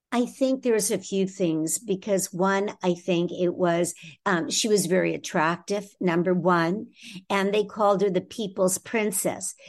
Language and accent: English; Toronto, Ontario, Canada; I'm originally from Toronto in Canada